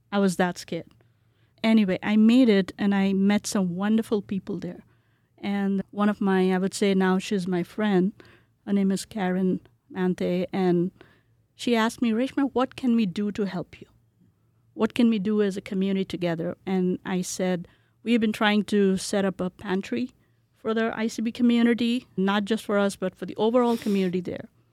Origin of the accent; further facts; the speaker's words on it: Kolkata, West Bengal, India; moved away as an adult; also born or lived in Bihar, India / New Jersey, United States; now in Boise, United States; When I was growing up in India, I grew up in Calcutta